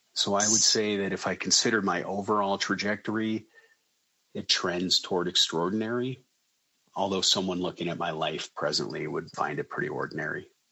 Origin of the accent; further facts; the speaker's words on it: Colorado, United States; I live in a suburb of Denver. I was born and raised in Colorado